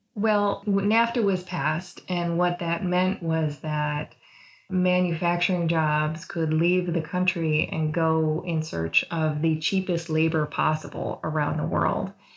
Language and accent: English; Wisconsin, United States; moved away; I grew up in the Midwest and in Wisconsin